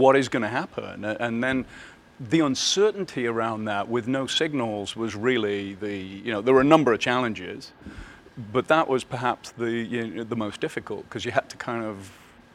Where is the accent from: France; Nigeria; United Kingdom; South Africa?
United Kingdom; Birmingham, West Midlands; moved away; I grew up in Birmingham, you know, essentially, which is the sort of center of the UK.